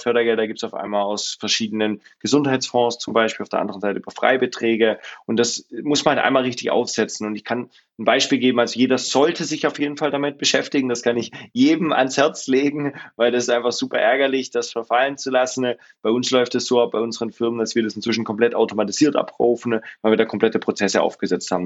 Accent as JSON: {"language": "German", "area": "Swabia", "region": "Baden-Württemberg", "country": "Germany", "tie": "born or raised there", "said": "ich komme ursprünglich aus dem Schwarmländle, bin geboren äh, südlich von Stuttgart"}